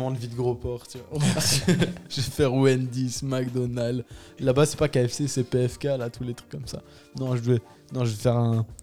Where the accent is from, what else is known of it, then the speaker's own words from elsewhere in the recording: France; le truc qu'on a chez nous en France et tout ça, et qui est vraiment bien